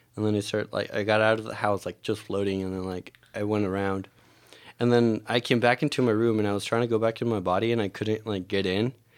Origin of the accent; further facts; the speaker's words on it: Mexico; moved away; growing up in Mexico